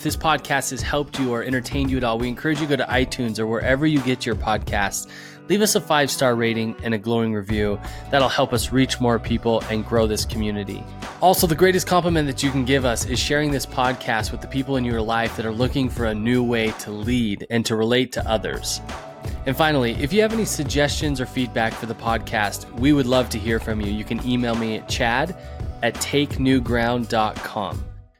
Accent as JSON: {"language": "English", "region": "Illinois", "country": "United States", "said": "We're straight from Southern Illinois."}